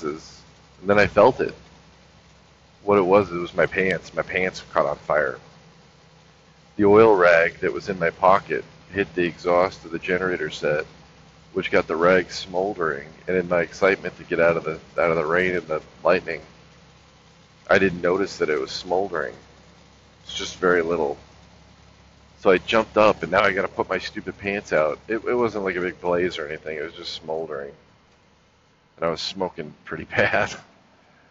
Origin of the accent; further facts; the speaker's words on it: Los Angeles, California, United States; moved away as an adult; also born or lived in North Carolina; growing up in Los Angeles